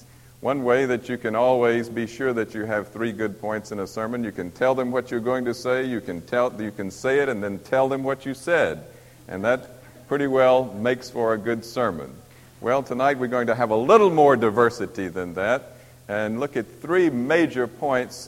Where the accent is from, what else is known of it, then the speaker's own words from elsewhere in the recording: Missouri, United States; I'm from Missouri